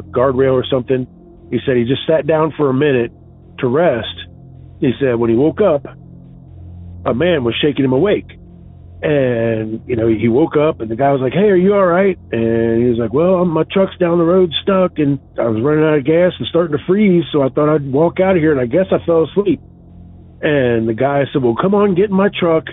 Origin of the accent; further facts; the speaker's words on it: Cincinnati, Ohio, United States; I'm from Cincinnati.